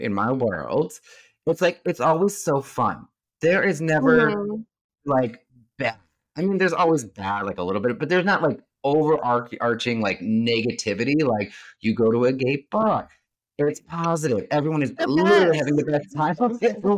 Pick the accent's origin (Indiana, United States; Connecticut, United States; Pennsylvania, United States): Connecticut, United States; New Milford; I grew up in Connecticut for the most part of my life. Well, I mean, you figure I moved up there in early middle school because I finished middle school in Connecticut